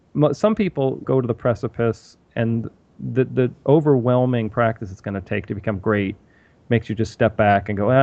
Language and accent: English; Massachusetts, United States; also born or lived in New Hampshire; I grew up in Massachusetts